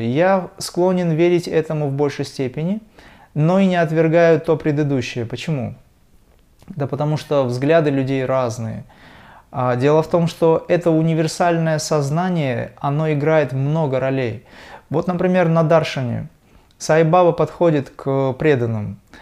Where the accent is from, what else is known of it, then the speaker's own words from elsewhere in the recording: Dagestan, Russia; я родился в Дагестане